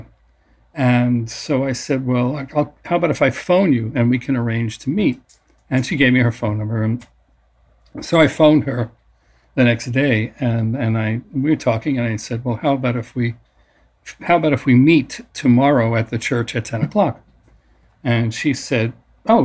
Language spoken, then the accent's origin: English; New York City, New York, United States; I grew up in New York City